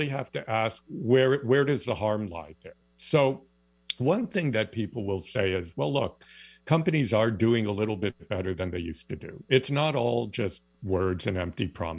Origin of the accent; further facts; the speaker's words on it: East Lansing, Michigan, United States; now in Canada; I grew up in East Lansing, Michigan